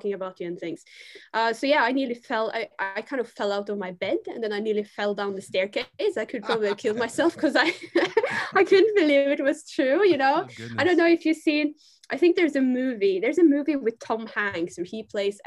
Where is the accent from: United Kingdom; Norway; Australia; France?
Norway; Bergen, Vestland; I was born in Bergen in Norway